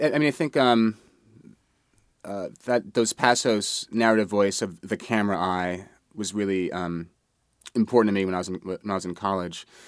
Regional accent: New York City, New York, United States; I grew up in Manhattan

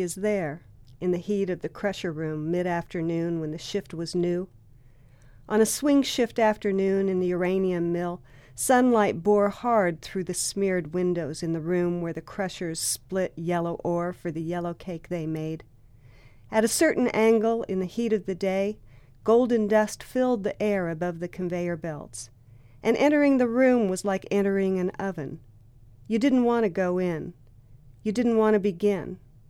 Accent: New Mexico, United States; also born or lived in Durango, Colorado; I was born in Durango, Colorado, and grew up in northern New Mexico, actually on the Navajo Indian Reservation there.

